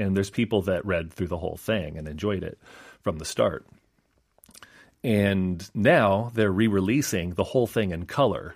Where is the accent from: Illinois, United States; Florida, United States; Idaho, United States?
Idaho, United States; moved away as an adult; now in Seoul, South Korea; I'm from Idaho okay. in uh, the United States